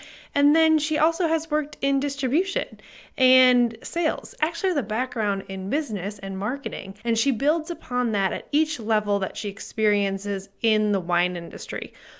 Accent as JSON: {"language": "English", "region": "Minnesota", "country": "United States", "moved": "yes", "lives_now": "Atlanta, United States", "said": "I'm a Minnesotan. I know my winter gear very well. I have ditched it all since living in Atlanta"}